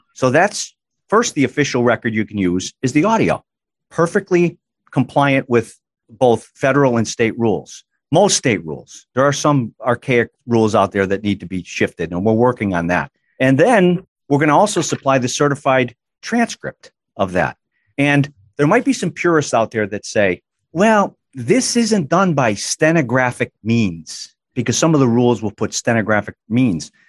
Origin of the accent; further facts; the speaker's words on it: Massachusetts, United States; Born and raised in Massachusetts, admitted to the bar in Massachusetts in 1985